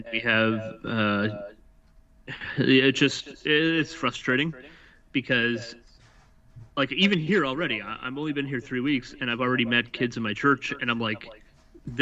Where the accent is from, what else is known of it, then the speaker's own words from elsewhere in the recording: Nova Scotia, Canada; also born or lived in New Brunswick; now in Ontario, Canada; I'm originally from Nova Scotia, moved from New Brunswick, lived in New Brunswick for the last 17 years, and now I'm in Ontario.